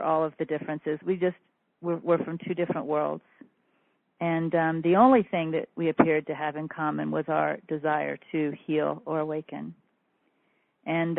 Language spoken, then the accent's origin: English; Kansas, United States; I'm from Middle America, Kansas